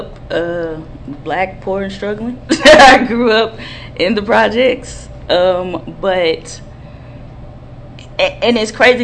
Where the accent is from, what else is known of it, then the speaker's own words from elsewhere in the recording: Fort Worth, Texas, United States; when I was growing up in Fort Worth